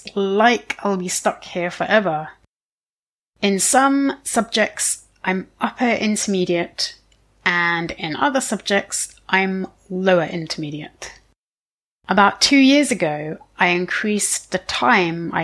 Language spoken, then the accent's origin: English; area to the west of London, South East England, United Kingdom; I'm British. More specifically, I'm from England. If you imagine looking at a map of the south of England, you'll see London on the right. Well, I'm from the area to the left of London. I'm perhaps biased, but for me, this was a fantastic place to grow up